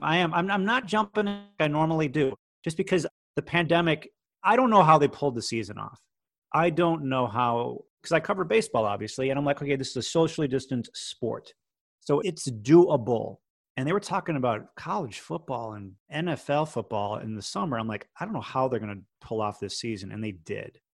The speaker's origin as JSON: {"language": "English", "town": "Chicago", "region": "Illinois", "country": "United States", "also_born_or_lived": "Los Angeles", "moved": "as an adult", "said": "I'm from Chicago, as I said. University of Illinois, you know, was eh, really just my one of my favorite teams because I'm from Chicago, from Illinois"}